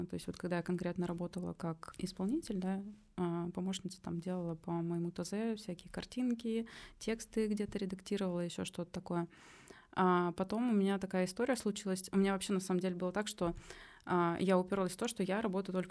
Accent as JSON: {"language": "Russian", "town": "Omsk", "region": "Omsk Oblast", "country": "Russia", "moved": "as an adult", "lives_now": "Saint Petersburg, Russia", "said": "Я переехала в Питер э, из Омска, и я тогда там только закончила универ"}